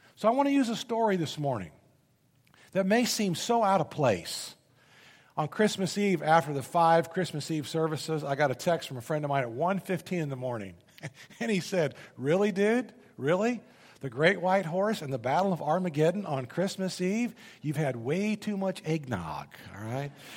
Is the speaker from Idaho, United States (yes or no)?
no; Indianapolis, Indiana, United States; moved away as an adult; I grew up in Indianapolis, Indiana.